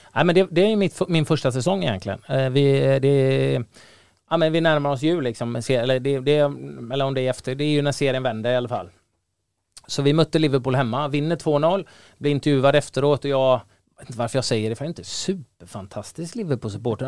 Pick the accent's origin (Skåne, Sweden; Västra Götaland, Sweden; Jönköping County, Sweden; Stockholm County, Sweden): Västra Götaland, Sweden; Gothenburg; på den tiden jag växte upp i Göteborg